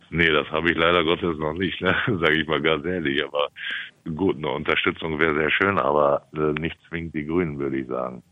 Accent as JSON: {"language": "German", "town": "Ronnenberg", "region": "Lower Saxony", "country": "Germany", "tie": "born or raised there", "moved": "as an adult", "lives_now": "Coppenbrügge, Germany", "said": "Ich komme gebürtig aus Ronnenberg in Gerden, Robert Koch Krankenhaus geboren, am 1.6.1979 auf den elterlichen, besser gesagt väterlichen Betrieb dann halt groß geworden"}